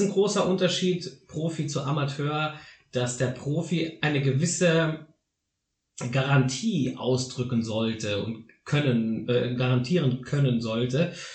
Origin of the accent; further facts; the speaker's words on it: Saarland, Germany; hier bei uns im Saarland